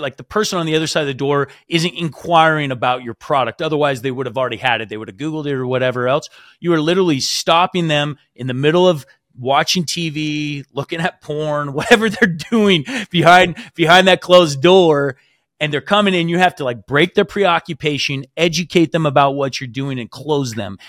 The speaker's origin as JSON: {"language": "English", "region": "Washington", "country": "United States", "also_born_or_lived": "Utah", "moved": "as an adult", "said": "I'm originally from Washington"}